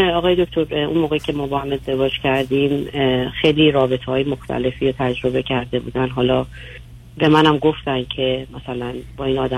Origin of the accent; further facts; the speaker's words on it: Iran; moved away as an adult; now in United States; من از همین امریکا تماس میگیرم و با همدیگه از ایران مهاجرت کردیم به امریکا